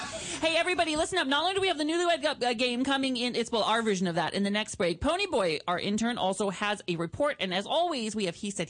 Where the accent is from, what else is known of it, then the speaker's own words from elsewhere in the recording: Mount Vernon, Washington, United States; we're from Mount Vernon, Washington, which is the land of politeness.